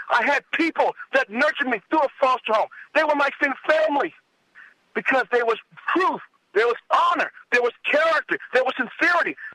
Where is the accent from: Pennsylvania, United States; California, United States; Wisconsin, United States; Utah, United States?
California, United States; Los Angeles; also born or lived in Fontana, California; I was lived in L.A. I was born in Los Angeles. South Central, 91st nominee, was middle class, sir.